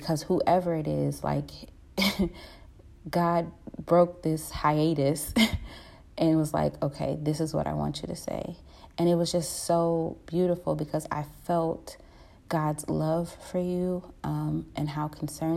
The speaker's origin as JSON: {"language": "English", "town": "Cleveland", "region": "Ohio", "country": "United States", "said": "I'm from Cleveland, Ohio"}